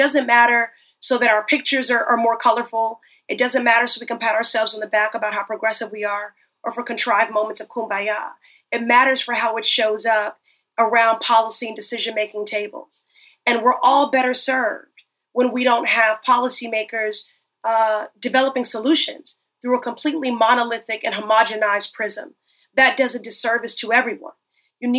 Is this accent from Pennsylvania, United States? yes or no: no; Chicago, Illinois, United States; growing up in Chicago, Harold Washington, the first Black mayor, there, that was the very first campaign I worked on at the age of 10 years old